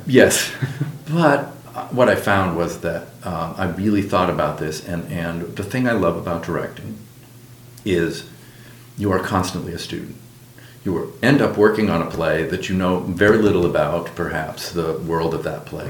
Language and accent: English; New Hampshire, United States; also born or lived in Minneapolis, Minnesota / England; now in Phoenix, United States; I grew up in New Hampshire